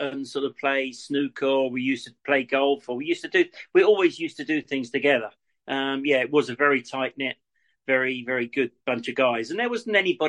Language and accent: English; Crawley, South East England, United Kingdom; I come from Crawley